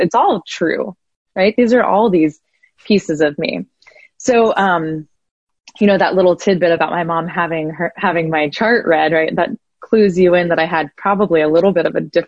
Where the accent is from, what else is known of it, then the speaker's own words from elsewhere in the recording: Columbus, Ohio, United States; I'm from the Midwest and the flattest, and, you know, it's a city of about 1 million people